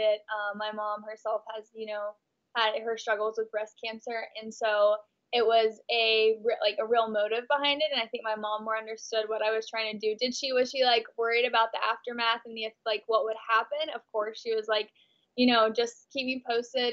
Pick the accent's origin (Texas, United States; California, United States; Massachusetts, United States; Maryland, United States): Texas, United States; moved away as an adult; now in Los Angeles, United States; I'm from a really, really conservative small town in Texas